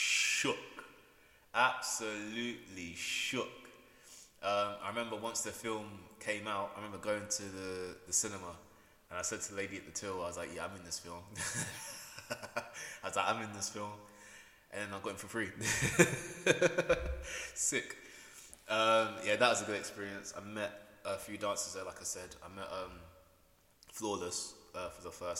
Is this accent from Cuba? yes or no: no; Peterborough, East of England, United Kingdom; come back to my hometown in Peterborough